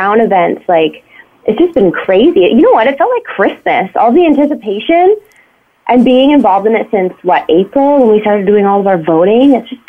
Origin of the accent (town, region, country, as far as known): Lucan, Ontario, Canada; born or raised there